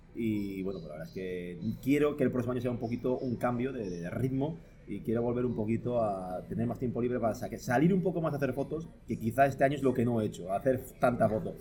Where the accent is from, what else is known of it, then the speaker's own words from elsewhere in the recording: Palencia, Castile and León, Spain; moved away as an adult; now in Toledo, Spain; yo vivo en Toledo hace 12 años, pero yo soy de Palencia, yo, eh, he vivido toda mi vida 30 años en Palencia.